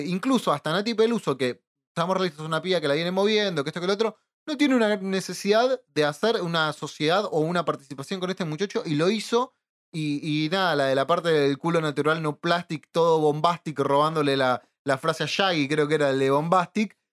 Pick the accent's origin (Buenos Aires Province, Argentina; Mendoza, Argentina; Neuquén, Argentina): Buenos Aires Province, Argentina; San Martín; nací y crecido en San Martín